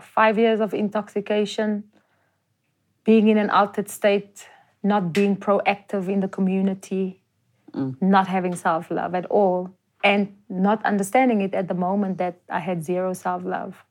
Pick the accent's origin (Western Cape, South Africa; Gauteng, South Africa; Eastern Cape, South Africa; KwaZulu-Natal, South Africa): Gauteng, South Africa; Johannesburg; I'm actually from Jo'burg